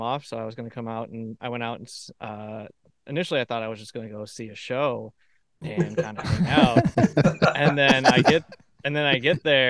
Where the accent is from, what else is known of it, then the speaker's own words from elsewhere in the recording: Manchester, Michigan, United States; moved away; also born or lived in Ann Arbor, Michigan; I lived out in Manchester for a good while, and before moving to Ann Arbor